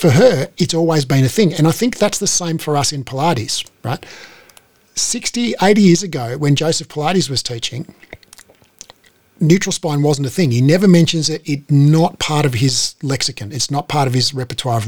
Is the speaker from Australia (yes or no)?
yes; Australia; born or raised there